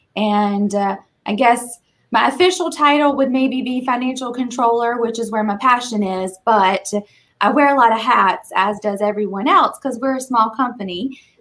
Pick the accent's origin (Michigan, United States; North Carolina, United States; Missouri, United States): North Carolina, United States; Eastern; moved away as an adult; now in Raleigh, United States; I'm originally from Eastern North Carolina. Uh, moved to Raleigh for college, met my husband here.